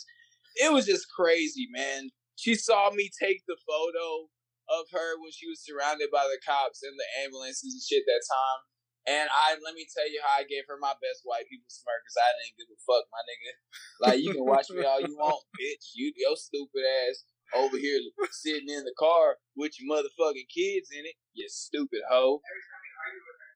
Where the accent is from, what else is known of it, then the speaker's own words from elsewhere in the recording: Rosenberg, Texas, United States; now in Houston, United States; I grew up in Rosenberg